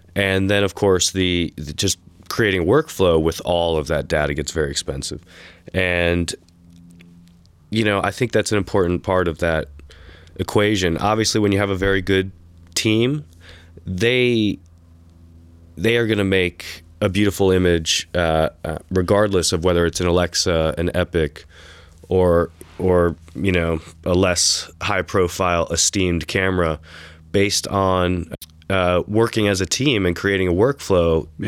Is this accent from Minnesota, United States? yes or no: no; New York City, New York, United States; moved away as an adult; also born or lived in Texas; now in Austin, United States; growing up in New York City